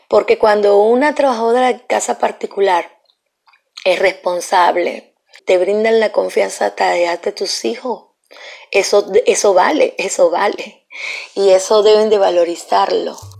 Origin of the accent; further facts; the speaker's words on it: Venezuela; moved away as an adult; Yo soy una profesional que vengo de Venezuela